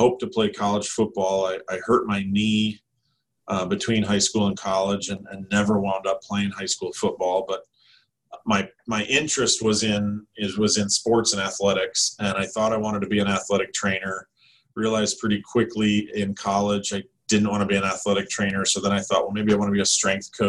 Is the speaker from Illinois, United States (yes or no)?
yes; Chicago, Illinois, United States; also born or lived in Berwyn, Illinois; now in West Lafayette, United States; I grew up a Chicago suburb, Chicago Cubs fan